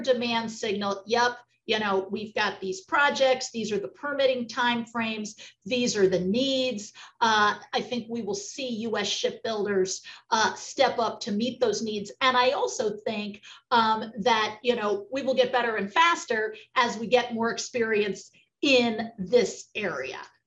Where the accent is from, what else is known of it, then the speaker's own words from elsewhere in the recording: Virginia, United States; as an American, I'm and a Virginian